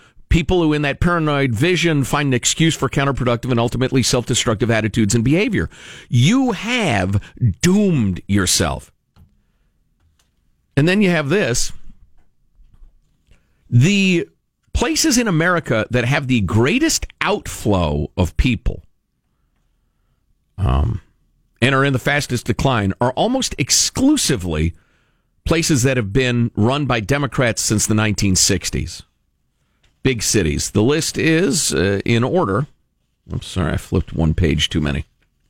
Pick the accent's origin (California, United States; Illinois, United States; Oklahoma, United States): Illinois, United States; Chicago; I grew up in Chicagoland as a kid, and so I'd been observing Chicago and its politics since I was a weird little kid who read the paper every day.